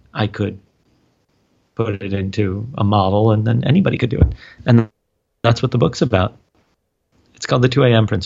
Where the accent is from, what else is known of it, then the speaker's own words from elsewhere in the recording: New York City, New York, United States; also born or lived in Israel; I grew up on the Upper West Side of Manhattan and then also in Israel. My parents live there now, and I would spend the summers there